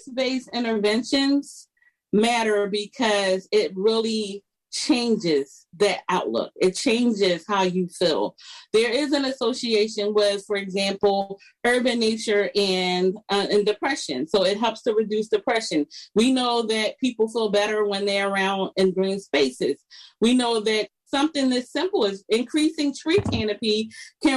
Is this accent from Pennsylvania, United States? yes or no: yes; Philadelphia, Pennsylvania, United States; I grew up in Philadelphia. I still live in Philadelphia.